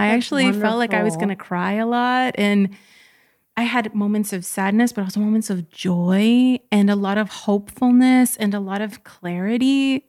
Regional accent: United States; But for mainstream society, for us growing up in the United States, there was still this clear division.

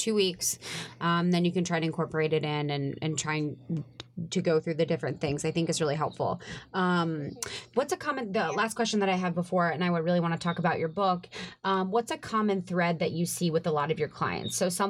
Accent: Midwest, United States; I'm from the Midwest, and that's like, it's like live a little.

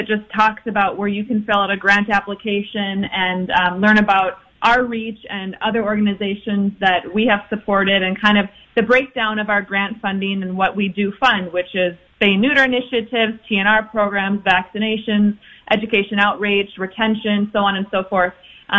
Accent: Blaine, Minnesota, United States; We're both from Blaine, but we summer in North Oak

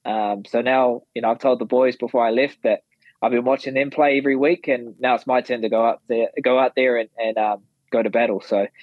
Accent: Perth, Western Australia, Australia; So that was awesome, being in Perth and just soaking up their energy with my hometown support.

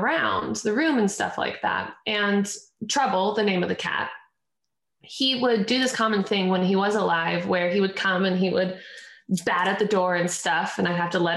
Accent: Alaska, United States; moved away as an adult; now in Los Angeles, United States; I was born and raised up in Alaska

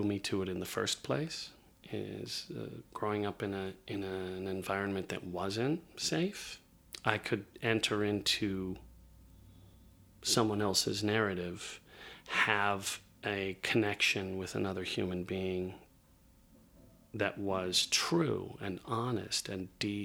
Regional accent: Indianapolis, Indiana, United States; moved away; I grew up in Indianapolis

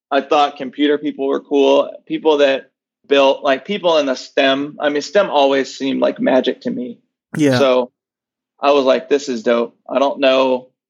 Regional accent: Nashville, Tennessee, United States; Yeah, so I grew up in Nashville, Tennessee.

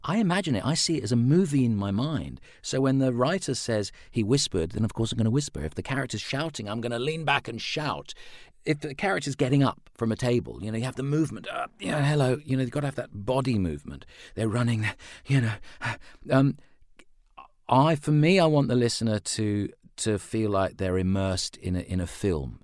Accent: London, United Kingdom; now in Sydney, Australia; as a child growing up in London in the, in the seventies and eighties

